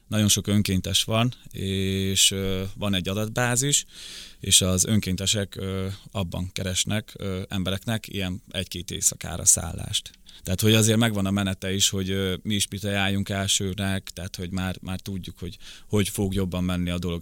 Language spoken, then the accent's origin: Hungarian; Szabolcs-Szatmár-Bereg, Hungary; first language Ukrainian; also born or lived in Rakhiv, Zakarpattia, Ukraine; now in Budapest, Hungary; 98-ba jöttünk át Magyarországra, akkor hat és fél éves voltam, akkor a szülőkkel átköltöztünk Szabolcs megyébe.